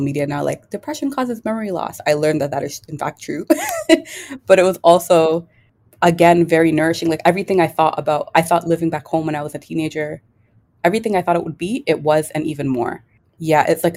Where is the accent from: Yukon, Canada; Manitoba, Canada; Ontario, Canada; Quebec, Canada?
Ontario, Canada; Toronto; I am Kenyan. I was born and raised in Toronto.